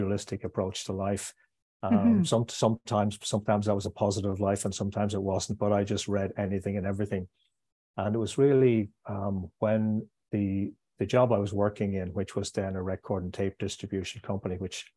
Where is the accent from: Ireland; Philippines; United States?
Ireland; moved away as an adult; also born or lived in Israel / London / Hamburg; I was born here. I'm back living here, but I was away for 8 years, and I will live in other countries in the future. But I grew up in what I would describe as a very monoculture, monochrome country